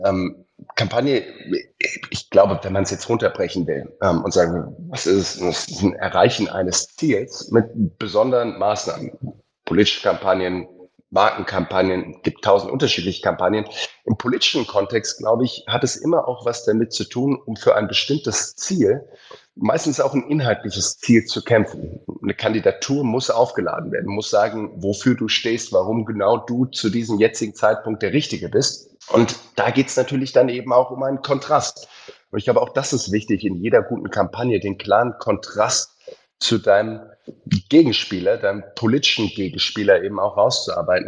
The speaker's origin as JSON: {"language": "German", "town": "Heidelberg", "region": "Baden-Württemberg", "country": "Germany", "tie": "born or raised there", "said": "ich bin in Heidelberg groß geworden"}